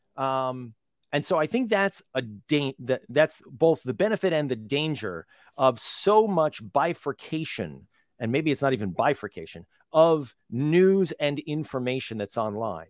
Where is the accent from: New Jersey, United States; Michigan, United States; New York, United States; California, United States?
New Jersey, United States; little tiny town growing up in New Jersey